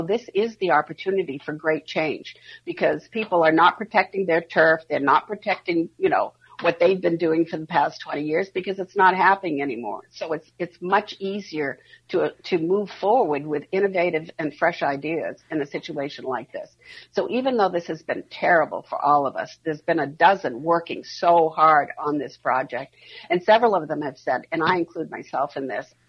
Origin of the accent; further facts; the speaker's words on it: East Coast, United States; I mean, I'm from the East Coast originally, and so a lot of my friends have watched gentrification of their neighborhoods in New York and Boston.